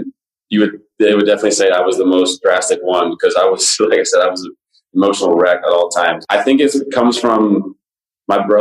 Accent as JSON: {"language": "English", "town": "Las Vegas", "region": "Nevada", "country": "United States", "tie": "born or raised there", "said": "Growing up in the Vegas area"}